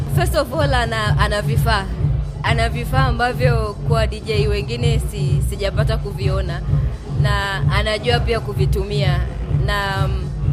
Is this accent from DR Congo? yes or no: no; Ngaramtoni, Arusha, Tanzania; natokea Ngaramtoni ya juu.